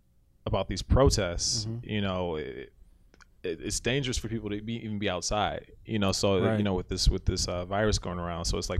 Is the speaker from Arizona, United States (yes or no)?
no; Detroit, Michigan, United States; moved away; even my hometown, Detroit, was hit hard with this thing.